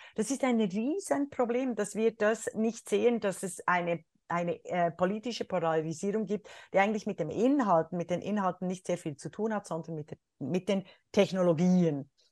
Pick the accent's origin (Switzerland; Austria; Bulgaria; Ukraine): Switzerland; now in Germany; als Schweizerin und Deutsche